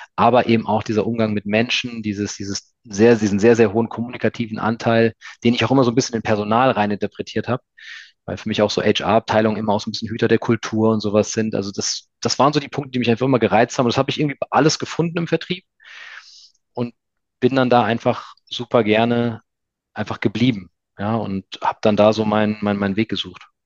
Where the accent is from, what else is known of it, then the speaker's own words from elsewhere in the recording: near Frankfurt, Hesse, Germany; now in Stuttgart, Germany; Ich komme ja ursprünglich aus der Nähe von Frankfurt, also bin Hesse